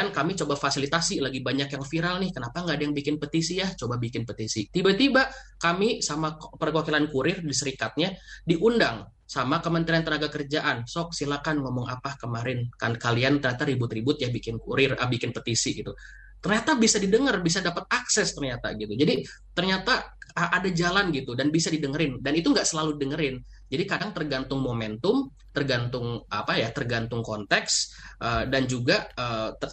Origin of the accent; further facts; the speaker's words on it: Bandung, West Java, Indonesia; saya juga orang Margahayu Bandung.